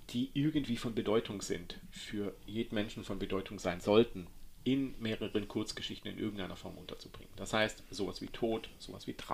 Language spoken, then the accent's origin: German; Baden-Württemberg, Germany; weil ich bin ja ein Schwabe und damit sparsam.